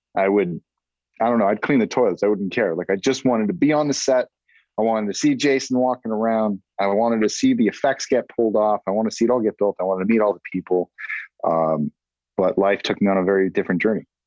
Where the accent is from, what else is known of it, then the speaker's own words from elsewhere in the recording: Massachusetts, United States; moved away; I'm a Massachusetts guy